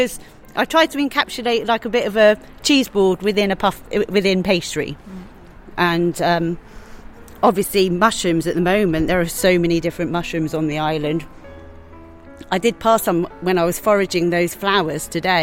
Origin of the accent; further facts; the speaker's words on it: England, United Kingdom; now in Ibiza, Spain; we're English roses